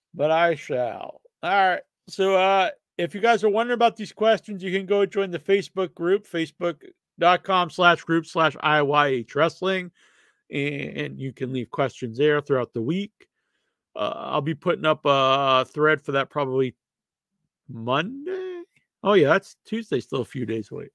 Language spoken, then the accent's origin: English; New England, United States; I'm from New England, so we actually eat that a lot